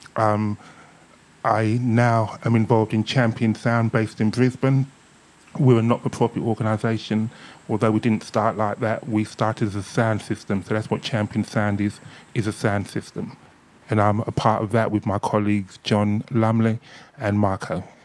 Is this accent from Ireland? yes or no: no; Ilford, London, United Kingdom; born or raised there; also born or lived in Hackney, London